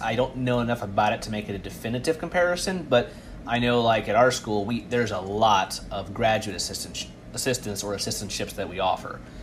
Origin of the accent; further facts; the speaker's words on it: Midwest, United States; I'm from the Midwest, so we, I would, I didn't live on campus. I lived in my hometown